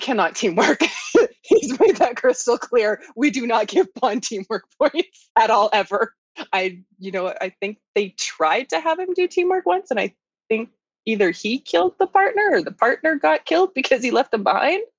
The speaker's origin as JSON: {"language": "English", "country": "Canada", "said": "I'm Canadian"}